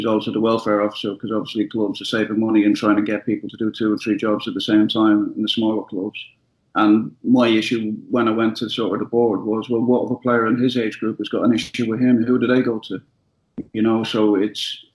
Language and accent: English; Ireland; I'm Irish